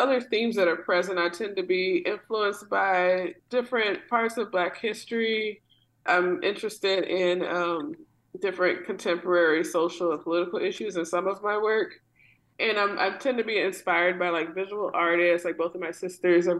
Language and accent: English; New Orleans, Louisiana, United States; growing up in New Orleans